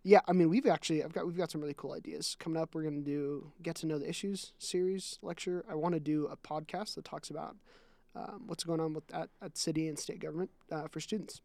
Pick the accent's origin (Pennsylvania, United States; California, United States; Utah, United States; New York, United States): Utah, United States; also born or lived in Nebraska / South Dakota / Iowa / Washington; I lived in Nebraska and South Dakota and Iowa for around two years. And I've lived in Washington for about three months and then Utah for the other